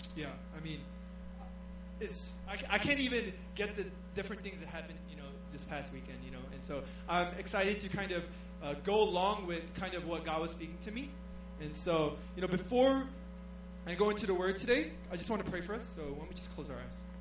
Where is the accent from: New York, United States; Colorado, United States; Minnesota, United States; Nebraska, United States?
New York, United States; moved away as an adult; now in Korea; I'm from New York